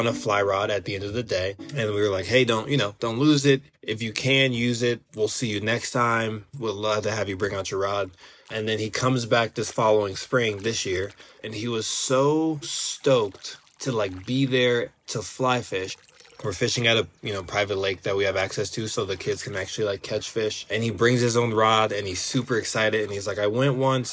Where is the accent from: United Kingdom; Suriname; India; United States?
United States; Denver, Colorado; I am from Denver, Colorado, and I live in Denver, Colorado